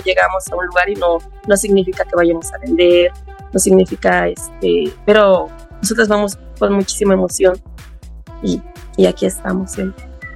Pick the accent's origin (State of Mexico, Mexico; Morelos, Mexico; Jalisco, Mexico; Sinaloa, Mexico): State of Mexico, Mexico; Acolma; Soy del municipio de Acolma, del pueblo de Juanala